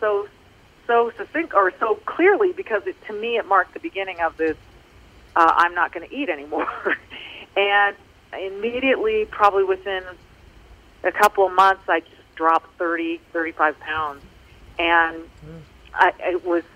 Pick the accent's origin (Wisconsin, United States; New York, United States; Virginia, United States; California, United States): California, United States; Manhattan Beach; I grew up in Manhattan Beach